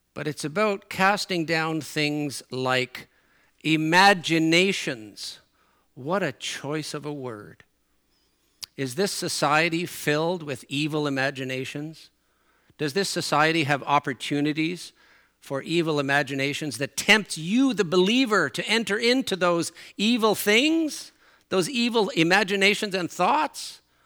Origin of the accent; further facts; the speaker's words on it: Newfoundland and Labrador, Canada; accent: Newfoundland; moved away; my Newfoundland accent comes out and my Newfoundland expressions come out